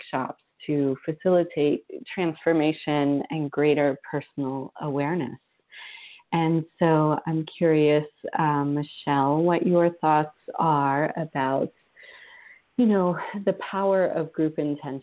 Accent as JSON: {"language": "English", "region": "Vermont", "country": "United States", "tie": "born or raised there", "said": "I grew up in Vermont where we had town hall meetings"}